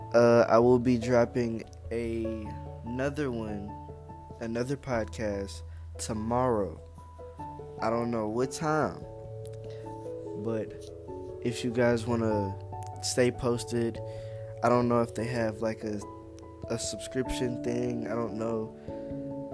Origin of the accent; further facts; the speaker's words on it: Louisiana, United States; now in Texas, United States; I'm from Louisiana. I live in Texas